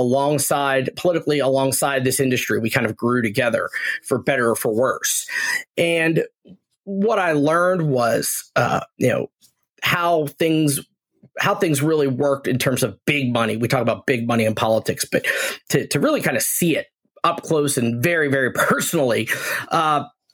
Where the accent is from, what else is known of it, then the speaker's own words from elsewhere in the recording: Washington County, Pennsylvania, United States; moved away as an adult; now in Central Pennsylvania, United States; I was born in Washington County. I spent basically my entire life there